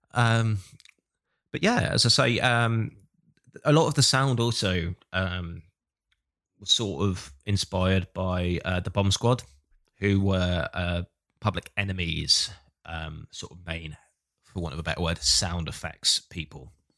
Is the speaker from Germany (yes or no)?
no; Hastings, South East England, United Kingdom; moved away as an adult; also born or lived in Bournemouth; I grew up in Hastings in the South, went to uni in Bournemouth in the South